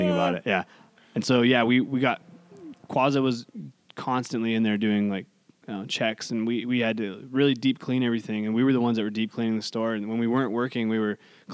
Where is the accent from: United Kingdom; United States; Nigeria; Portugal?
United States; Hollister, California; I grew up here. This is my hometown